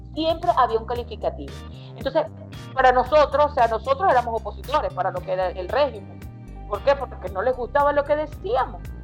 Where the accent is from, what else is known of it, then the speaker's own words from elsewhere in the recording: Venezuela; moved away as an adult; now in United States; nosotros como venezolanos